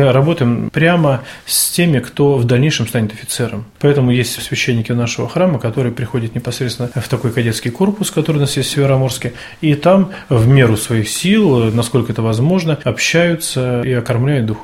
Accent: Polyarny, Murmansk Oblast, Russia; Я из города Полярного.

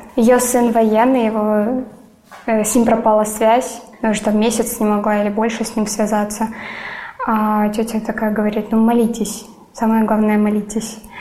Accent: Donetsk, Donetsk Oblast, Ukraine; moved away as an adult; now in Sevastopol, Crimea; Я родилась и выросла в Донецке

